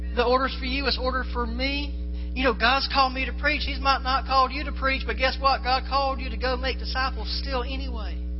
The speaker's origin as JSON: {"language": "English", "region": "Florida", "country": "United States", "said": "I'm from Florida"}